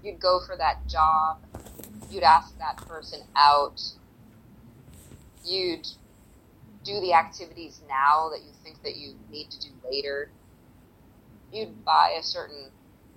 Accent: United States; as an American

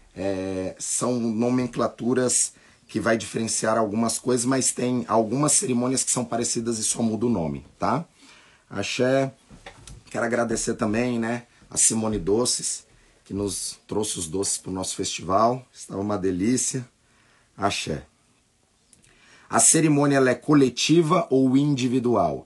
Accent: Brazil; nós nascemos no Brasil, nós temos uma outra cultura

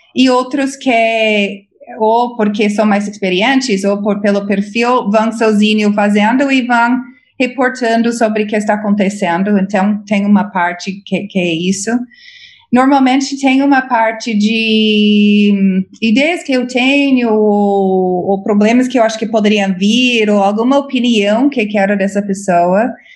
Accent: United States; Portuguese is a second language; moved away as an adult; now in Brazil; eu sou americana, cresci nos Estados Unidos

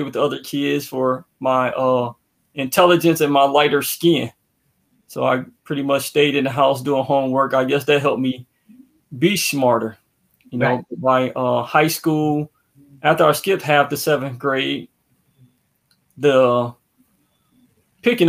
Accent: Racine, Wisconsin, United States; I grew up in Racine, Wisconsin.

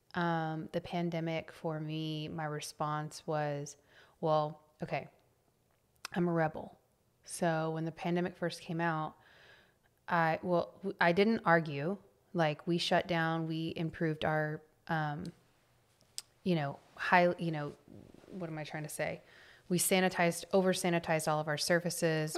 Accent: Temple, Texas, United States; I grew up in a small town north of Austin

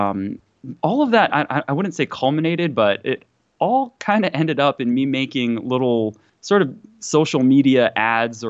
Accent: Tokyo, Japan; now in United States; I was born and raised in Japan, Tokyo, Japan, to a mixed family

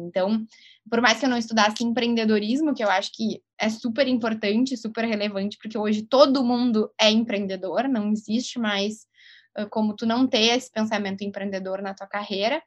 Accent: Rio Grande do Sul, Brazil; accent: gaúcho; Vocês podem perceber pelo meu sotaque, eu sou gaúcha

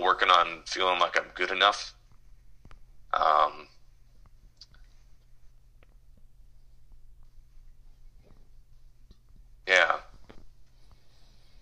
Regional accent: Minneapolis, Minnesota, United States; I was born in Minneapolis, May 6th, 1987, to Steve and Mary

